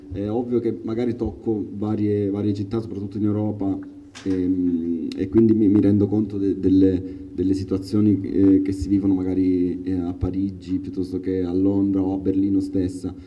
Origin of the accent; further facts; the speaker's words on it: Palmi, Calabria, Italy; moved away; io sono nato in provincia di Reggio Calabria